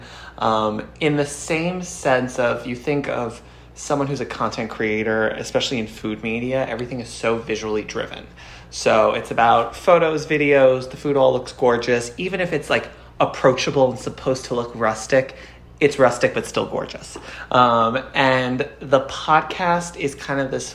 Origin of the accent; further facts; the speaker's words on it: New York City, New York, United States; I'm born and raised in New York